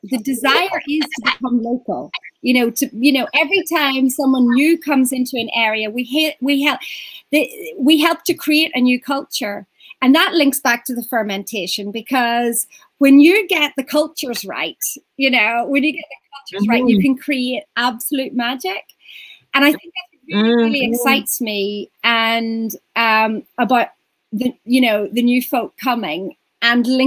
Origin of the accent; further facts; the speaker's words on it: Ireland; now in Portugal; I'm Irish